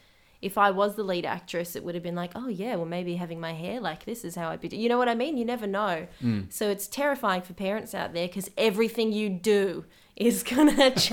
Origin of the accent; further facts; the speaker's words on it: United Kingdom; I'm British, absolutely, and I will fight people on this.